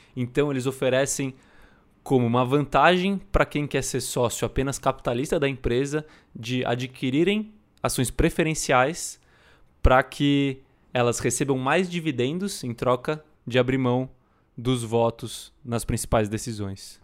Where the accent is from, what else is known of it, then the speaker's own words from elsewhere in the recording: Brazil; a gente é brasileiro